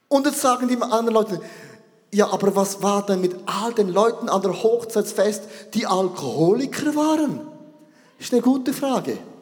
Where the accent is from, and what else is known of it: Switzerland